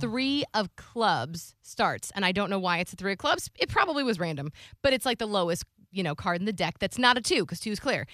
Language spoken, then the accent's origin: English; Florida, United States; I'm from Florida.